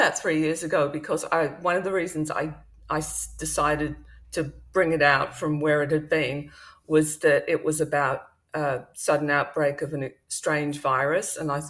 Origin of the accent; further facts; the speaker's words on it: Perth, Western Australia, Australia; also born or lived in Wales, United Kingdom; I grew up in Western Australia, but you can probably tell by my accent, I'm originally from Wales in the UK. So I came over to Australia with my family when I was six and went to school here in WA in Perth and university.